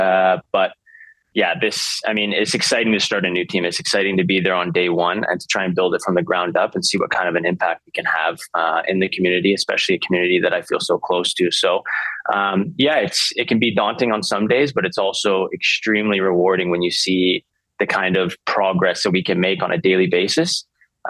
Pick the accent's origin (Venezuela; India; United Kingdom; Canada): Canada; Vancouver, British Columbia; I'm born and raised in Vancouver.